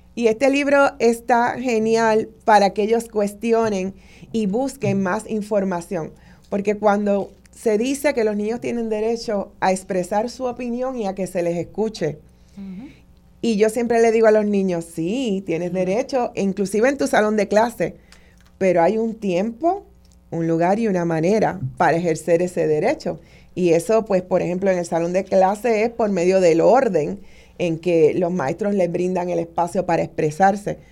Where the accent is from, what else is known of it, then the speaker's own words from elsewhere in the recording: Puerto Rico; nosotros como puertorriqueños y puertorriqueñas